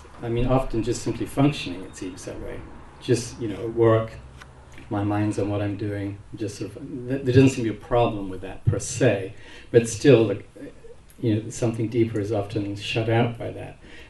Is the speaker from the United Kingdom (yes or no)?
yes; England, United Kingdom; I am English, after all.